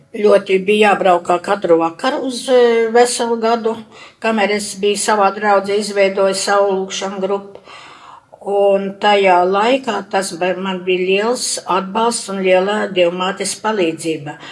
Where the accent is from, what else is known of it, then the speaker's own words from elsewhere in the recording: Preiļi district, Sauna parish, Latgale, Latvia; moved away as an adult; also born or lived in Kurzeme; now in Riga, Latvia; dzimusi es esmu gan tagad Prēļu rajonā, Saunas pagastā, līdz 20 gadiem dzīvoju Latgalē.